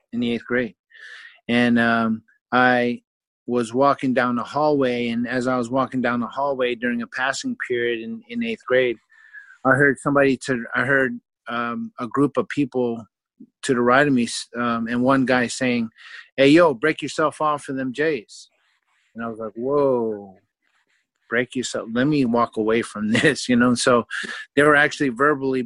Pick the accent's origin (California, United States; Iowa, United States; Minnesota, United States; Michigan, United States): California, United States; Vallejo; moved away as an adult; also born or lived in Oklahoma; growing up in Vallejo, California